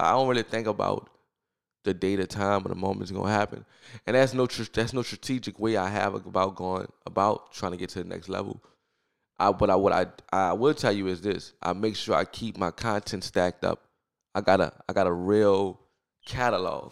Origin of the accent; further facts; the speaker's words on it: New Orleans, Louisiana, United States; I grew up in New Orleans. I'm from New Orleans, New Orleans